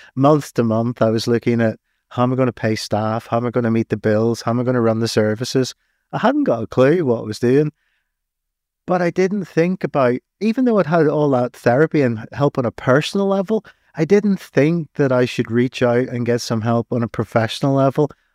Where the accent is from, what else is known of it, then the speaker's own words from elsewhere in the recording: Northern Ireland, United Kingdom; accent: Irish; moved away as an adult; now in England; I'm Irish. Hmm. I was living on the streets at the time of the Civil War